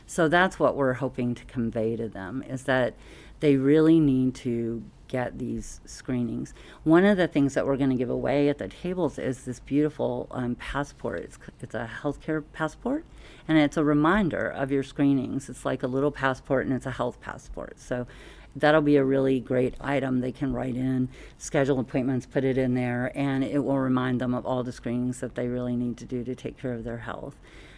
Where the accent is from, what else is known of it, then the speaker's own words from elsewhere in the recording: Southern US, United States; Oh, thank you. Well, you know, I'm from the South. We sure can talk down there.